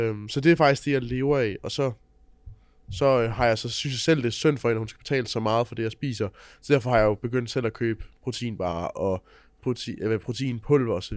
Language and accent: Danish; Funen, Southern Denmark, Denmark; jeg kommer fra Fyn